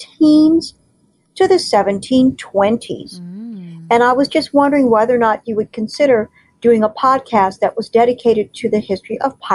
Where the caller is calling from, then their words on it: Washington, United States; I'm calling you from the Washington, D.C., Maryland, Virginia metro area